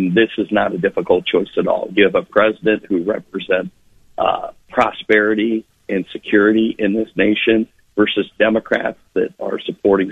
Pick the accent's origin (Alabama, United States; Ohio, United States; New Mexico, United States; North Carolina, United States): Ohio, United States; Akron; I grew up in Akron, and my parents grew up in the Mahoning Valley in Youngstown